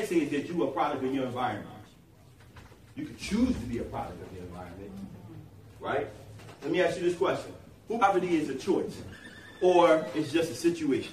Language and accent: English; Germantown, United States; I grew up right in Germantown